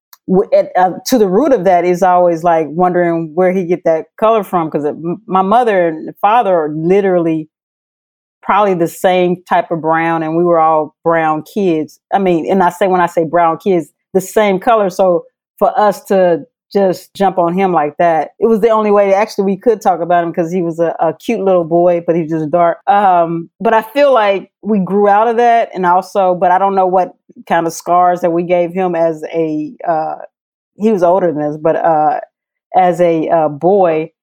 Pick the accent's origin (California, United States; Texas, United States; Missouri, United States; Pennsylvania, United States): Missouri, United States; I was raised in Missouri